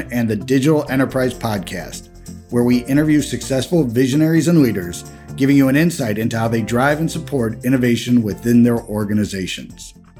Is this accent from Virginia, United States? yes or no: no; Chicago, Illinois, United States; I'm mostly from Chicago, spent most of my life here.